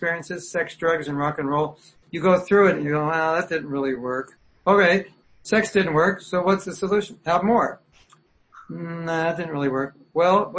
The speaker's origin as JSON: {"language": "English", "region": "California", "country": "United States", "tie": "born or raised there", "also_born_or_lived": "Berkeley, California", "moved": "yes", "lives_now": "Florida, United States", "said": "I grew up in California"}